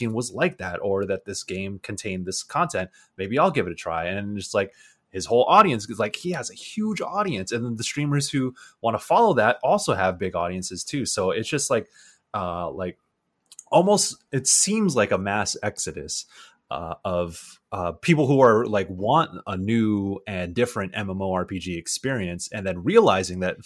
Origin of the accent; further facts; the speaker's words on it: San Diego, California, United States; I'm from San Diego